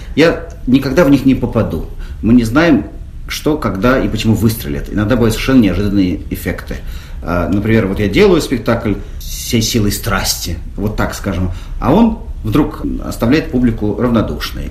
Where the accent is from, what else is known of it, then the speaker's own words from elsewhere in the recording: Russia; я из России